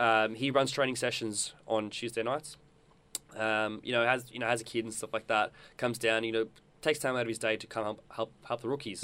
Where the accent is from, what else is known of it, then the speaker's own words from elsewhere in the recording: South Africa; now in Australia; I grew up in South Africa